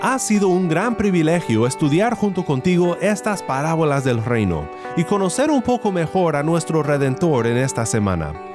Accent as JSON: {"language": "Spanish", "country": "Mexico", "tie": "born or raised there", "said": "Donde yo crecí en México"}